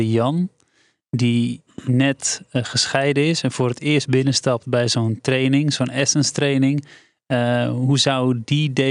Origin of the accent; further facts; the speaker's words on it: West Friesland, North Holland, Netherlands; wij komen uit West-Friesland.